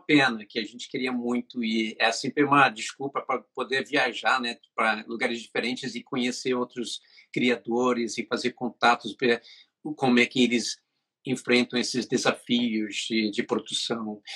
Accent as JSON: {"language": "Portuguese", "region": "England", "country": "United Kingdom", "moved": "yes", "lives_now": "Brazil", "said": "a família que morava na Inglaterra, porque eu sou inglês, morava no Brasil"}